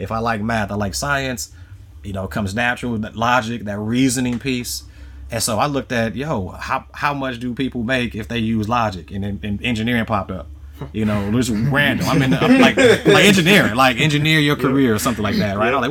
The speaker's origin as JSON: {"language": "English", "town": "Chicago", "region": "Illinois", "country": "United States", "tie": "born or raised there", "said": "in Chicago, you know, growing up on the South Side"}